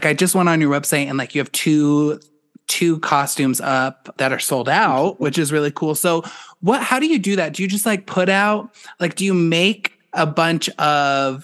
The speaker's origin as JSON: {"language": "English", "town": "Boulder", "region": "Colorado", "country": "United States", "tie": "born or raised there", "said": "I grew up in Boulder, Colorado"}